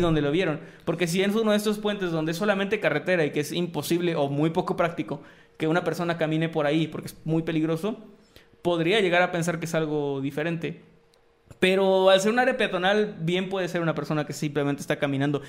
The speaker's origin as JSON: {"language": "Spanish", "region": "Tamaulipas", "country": "Mexico", "tie": "born or raised there", "said": "mi tierra, Tamaulipeca"}